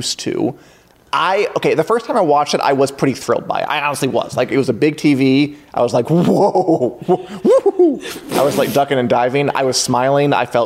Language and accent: English; Midwest, United States; I'm from the Midwest.